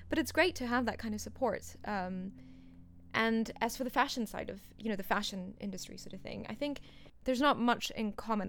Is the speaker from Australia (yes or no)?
no; Singapore; moved away as an adult; also born or lived in India; now in United Kingdom; I was born in India, but I moved to Singapore, um, which is a country and a city mm-hmm. um, in, uh, Southeast Asia at the age of 2